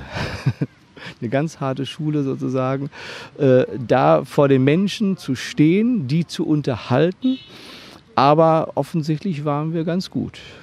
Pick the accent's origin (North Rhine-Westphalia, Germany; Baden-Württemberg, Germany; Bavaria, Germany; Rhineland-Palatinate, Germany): North Rhine-Westphalia, Germany; Hagen; in der Stadt Hagen, wo ich aufgewachsen bin